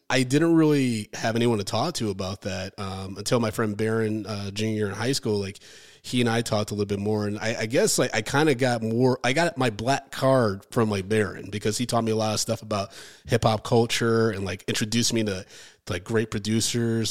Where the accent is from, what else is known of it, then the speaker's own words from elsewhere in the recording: Ann Arbor, Michigan, United States; moved away as an adult; now in New York, United States; I grew up in Ann Arbor, Michigan